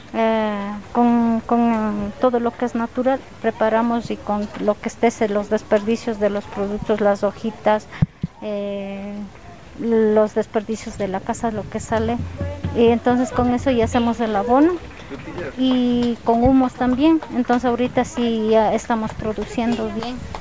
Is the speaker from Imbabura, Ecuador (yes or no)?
yes; Cajas, Imbabura, Ecuador; yo soy de mm, Imbabura, estoy en Trepichincha y Imbabura, soy de Cajas